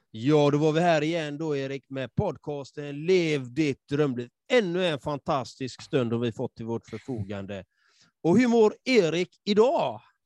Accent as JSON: {"language": "Swedish", "country": "Sweden", "tie": "born or raised there", "said": "jag själv liksom är uppvuxen i förorten och jag är halvfinsk och halvsvensk"}